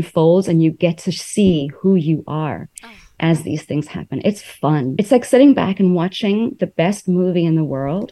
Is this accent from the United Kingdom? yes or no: no; South Africa; also born or lived in New York, United States / Taiwan; now in United States; I grew up in South Africa, was in New York. Then I went to Taiwan.